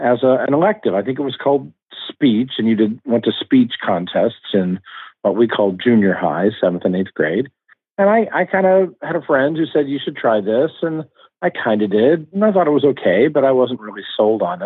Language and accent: English; Oklahoma City, Oklahoma, United States; I grew up in Oklahoma City